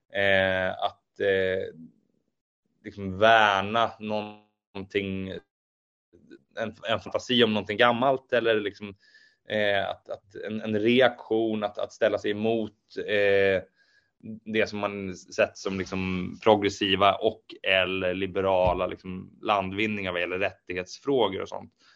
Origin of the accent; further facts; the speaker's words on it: Eskilstuna, Södermanland, Sweden; also born or lived in Norrköping; Jag, jag växte upp i eh, Eskilstuna och Nyköping